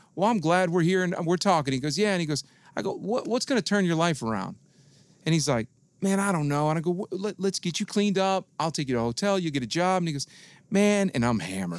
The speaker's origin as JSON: {"language": "English", "town": "Detroit", "region": "Michigan", "country": "United States", "tie": "born or raised there", "moved": "yes", "said": "I grew up in Detroit."}